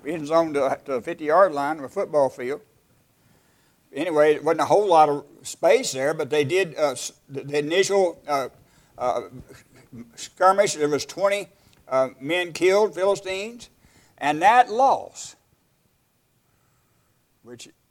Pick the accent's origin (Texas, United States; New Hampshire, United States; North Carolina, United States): Texas, United States; West; where I was raised in West Texas.